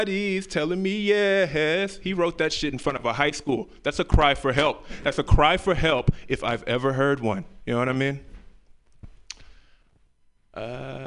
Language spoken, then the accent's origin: English; Memphis, Tennessee, United States; moved away; I'm from the South, Memphis, Tennessee